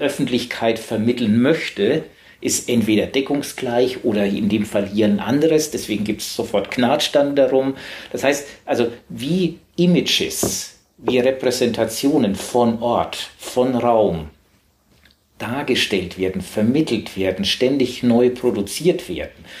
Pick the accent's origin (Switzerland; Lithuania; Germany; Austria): Germany; Southern Germany; accent: süddeutscher Akzent; now in Hamburg, Germany; ich komme aus Süddeutschland